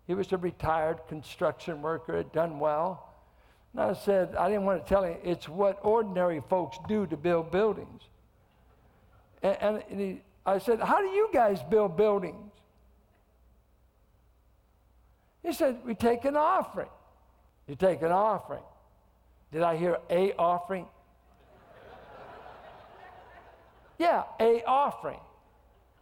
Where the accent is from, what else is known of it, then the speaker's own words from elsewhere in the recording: Richmond, California, United States; I came from Richmond. I grew up in the projects